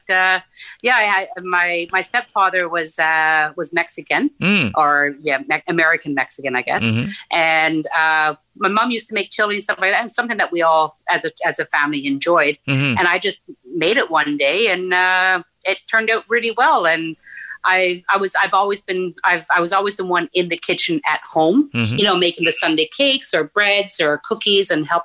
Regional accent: Newfoundland and Labrador, Canada; moved away as an adult; also born or lived in Nain, Labrador; now in Ottawa, Canada; our family moved down to Northern Newfoundland, where I was until I graduated high school.

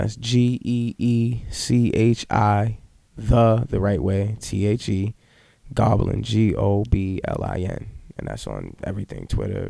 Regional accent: Boston, Massachusetts, United States; also born or lived in Wareham, Massachusetts; Yeah, I'm from Dorchester. Where? Like, where? I'm off Bowdoin Street. I grew up on Bellevue.

